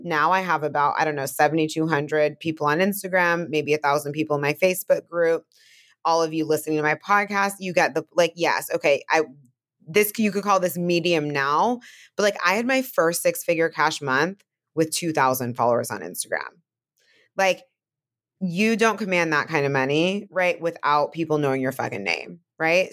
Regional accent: Bay Area, California, United States; now in Brooklyn, United States; I'm from California, from the Bay Area, obviously live in Brooklyn

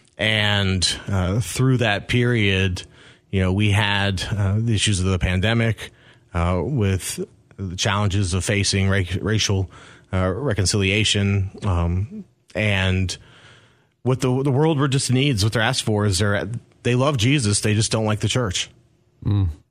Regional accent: Rockville, Maryland, United States; also born or lived in Mount Airy, Maryland; now in Clarksville, United States; I'm originally from Maryland, a uh, town called Mount Airy. I grew up in Rockville, which is in the other Montgomery County

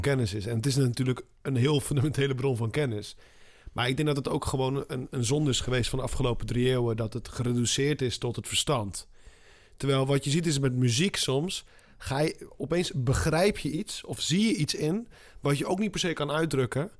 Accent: southern Spain, Spain; moved away; ik kom uit Zuid-Spanje

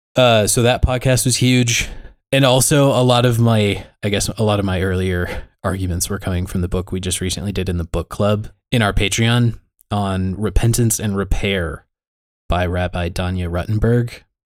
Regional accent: United States; my experience as an American ex-Christian

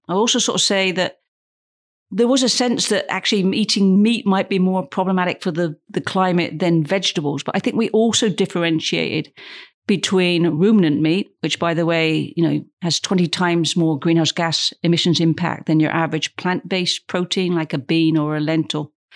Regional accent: United Kingdom; I'm British

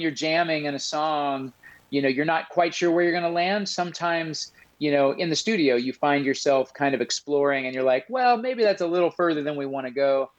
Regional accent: Midwest, United States; now in Harrisonburg, United States; No, I came and, you know, I moved from the Midwest and came to school here.

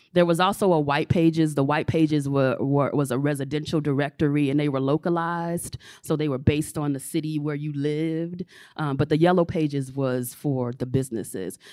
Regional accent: Chicago, Illinois, United States; moved away; I'm originally from Chicago

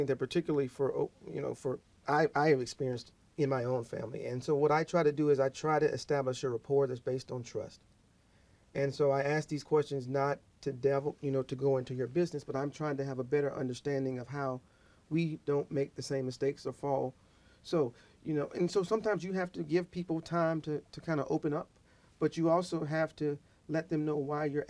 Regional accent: the South, United States; I'm from the South. Fried foods.

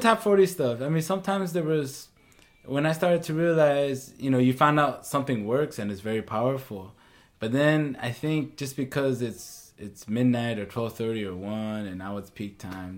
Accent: St. Paul, Minnesota, United States; I was born and raised in St. Paul

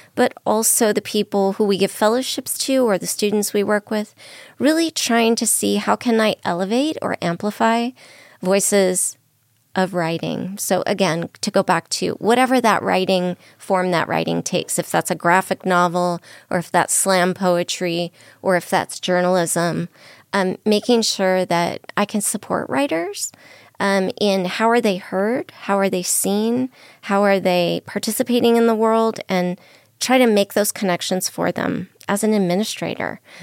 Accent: Southern California, United States; also born or lived in New Mexico; now in Las Vegas, United States; I'm originally from Southern California.

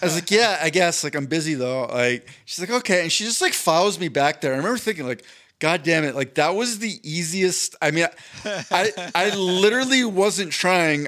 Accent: East Coast, United States; moved away; I grew up on the East Coast

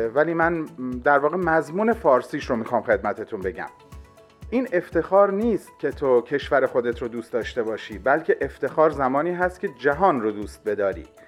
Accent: Iran; moved away; ما ایرانی ها

